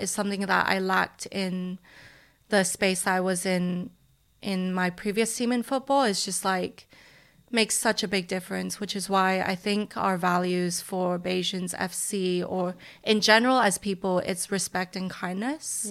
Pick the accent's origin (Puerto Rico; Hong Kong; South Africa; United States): Hong Kong; now in London, United Kingdom; I'm from Hong Kong.